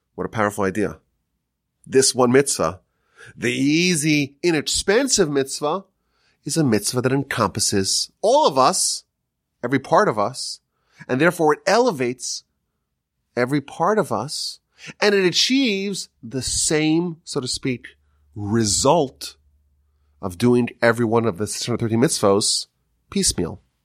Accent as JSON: {"language": "English", "region": "Northeast", "country": "United States", "tie": "born or raised there", "moved": "yes", "said": "growing up in the Northeast, it was always cold"}